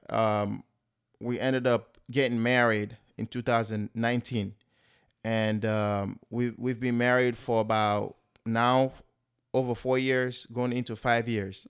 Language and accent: English; Sierra Leone; now in United States; I am originally from West Africa, Sierra Leone.